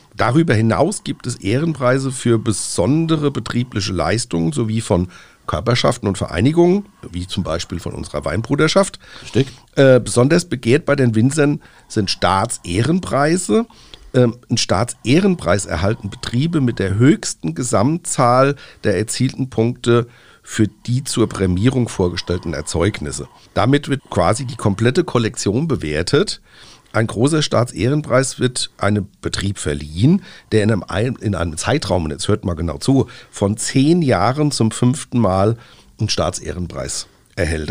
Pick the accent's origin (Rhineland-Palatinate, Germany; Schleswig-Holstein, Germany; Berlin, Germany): Rhineland-Palatinate, Germany; Bei uns in Rheinland-Pfalz